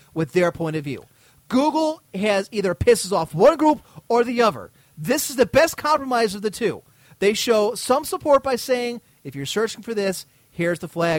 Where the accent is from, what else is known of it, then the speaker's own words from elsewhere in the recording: United States; as an American